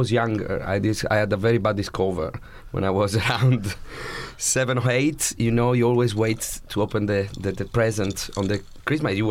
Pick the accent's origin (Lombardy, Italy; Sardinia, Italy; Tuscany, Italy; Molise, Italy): Sardinia, Italy; English is a second language; also born or lived in England; now in United Kingdom; I come from Sardinia